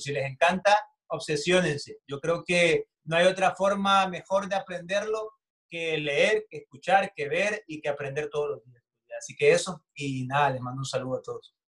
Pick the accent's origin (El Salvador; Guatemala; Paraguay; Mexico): El Salvador